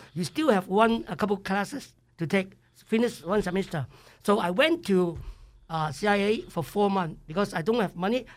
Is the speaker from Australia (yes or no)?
no; Hong Kong; English is a second language; moved away as an adult; also born or lived in Idaho; now in United States; I come from Hong Kong, uh, nineteen seventy-two, uh, September eleven